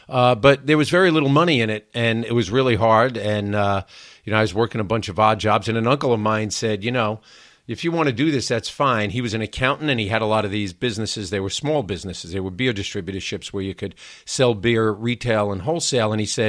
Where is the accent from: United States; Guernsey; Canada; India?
United States; New York City, New York; I grew up in Queens, in New York City, one of the outer boroughs.